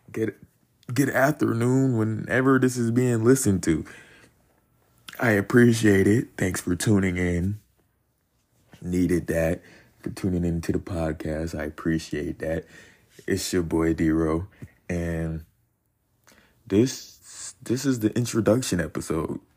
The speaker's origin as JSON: {"language": "English", "region": "North Carolina", "country": "United States", "tie": "born there", "said": "I'm 21 I was born in North Carolina. Military kid, by the way, so been moving around a lot."}